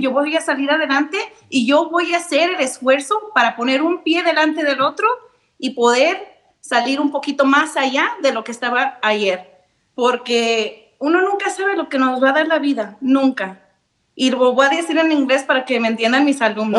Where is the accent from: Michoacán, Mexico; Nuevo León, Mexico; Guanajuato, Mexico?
Michoacán, Mexico; Apatzingán; also born or lived in Nevada; now in Las Vegas, United States; Yo nací en Apachingán, Michoacán.